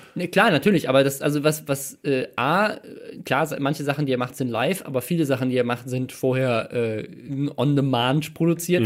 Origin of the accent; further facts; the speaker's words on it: Mannheim, Baden-Württemberg, Germany; moved away; in meiner Geburtsstadt in Mannheim